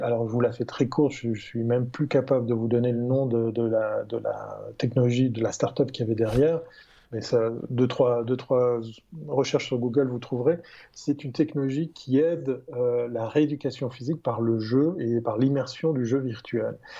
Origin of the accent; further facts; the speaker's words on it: Switzerland; je ne suis, pas peu fier en tant que Suisse